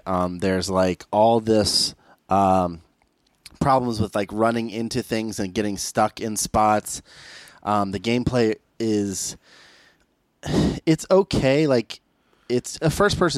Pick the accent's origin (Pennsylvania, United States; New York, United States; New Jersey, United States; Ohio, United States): Ohio, United States; I'm from Ohio